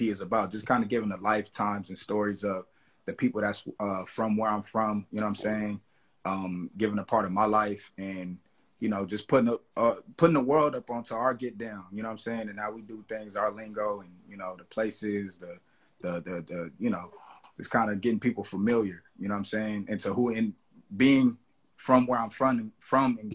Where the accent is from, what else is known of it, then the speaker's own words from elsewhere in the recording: Los Angeles, California, United States; I'm from the Crenshaw District, Los Angeles. You know what I'm saying? Born, raised, bred, you know, still here